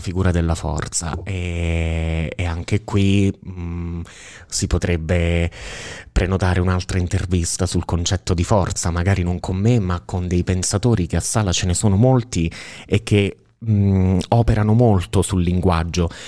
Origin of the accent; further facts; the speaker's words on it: Sala, Italy; moved away as an adult; io sono appunto originario di Sala e nella vita mi sono trasferito, sono andato via da Sala, avevo diciotto anni